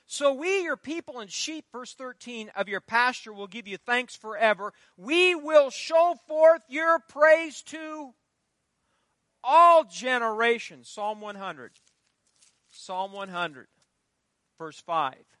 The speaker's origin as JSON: {"language": "English", "town": "Fairbury", "region": "Nebraska", "country": "United States", "tie": "born or raised there", "said": "Fairbury, my hometown"}